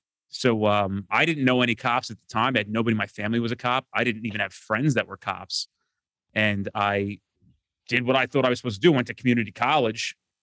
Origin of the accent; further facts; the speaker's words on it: New Jersey, United States; I'm from New Jersey.